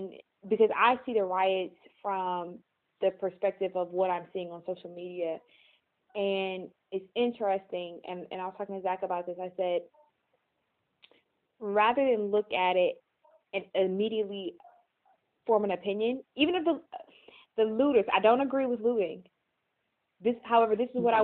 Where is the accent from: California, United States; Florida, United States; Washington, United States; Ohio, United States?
Ohio, United States; Cleveland; I'm from Cleveland